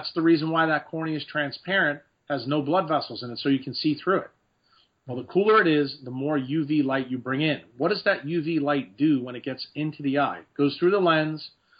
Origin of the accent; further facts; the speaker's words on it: Ireland; because, you know, I am Irish and have a lot of freckles.